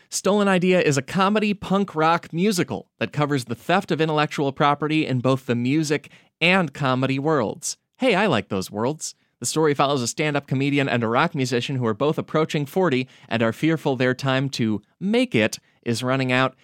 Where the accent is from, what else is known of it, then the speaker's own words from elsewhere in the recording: Chicago suburbs, Illinois, United States; I grew up in the Chicago suburbs